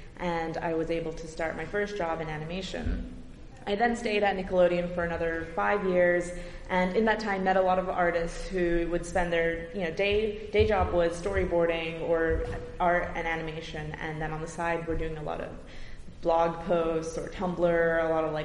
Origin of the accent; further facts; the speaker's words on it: Brampton, Ontario, Canada; I'm from Brampton, Ontario, and I was really into animation as a kid